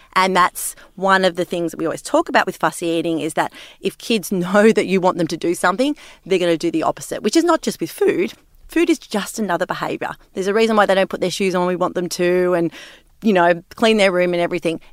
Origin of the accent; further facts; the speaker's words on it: Sydney, New South Wales, Australia; growing up in Sydney